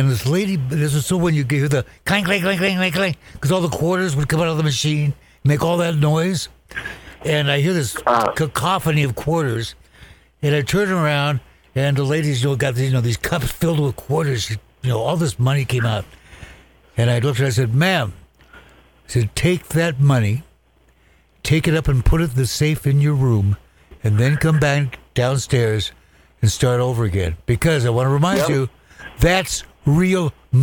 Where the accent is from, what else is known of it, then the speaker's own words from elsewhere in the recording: Walla Walla, Washington, United States; I grew up in Walla Walla, Washington, which is the home of the Washington State Prison